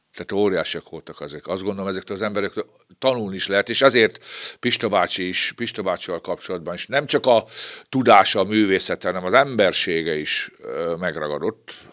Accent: Babót, Győr-Moson-Sopron, Hungary; also born or lived in Petőháza; én ebben a kis falucskában, egy Győrsopra megyék kis falucskában, ott a Rába közben, gyerekeskedtem, négy éves koromban kerültem oda

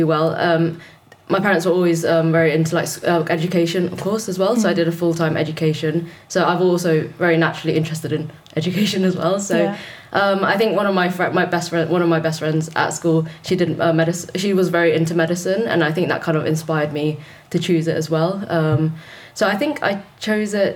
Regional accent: London, United Kingdom; I'm from London

